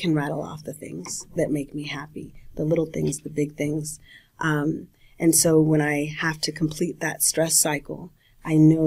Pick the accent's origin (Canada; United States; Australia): United States; California; I'm from California.